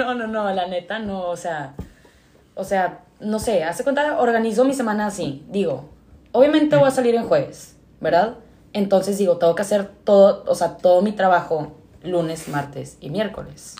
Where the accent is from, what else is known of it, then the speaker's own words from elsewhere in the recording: Monterrey, Nuevo León, Mexico; toda mi vida he vivido aquí en Monterrey